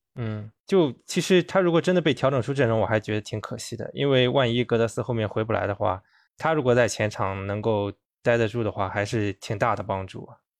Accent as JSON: {"language": "Chinese", "region": "Shandong", "country": "China", "said": "我们山东人的一个优良的性格传统"}